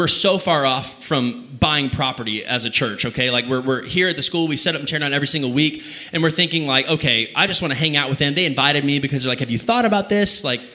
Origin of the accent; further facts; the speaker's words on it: Kyle, Texas, United States; Kyle, Texas, where I would kind of consider my hometown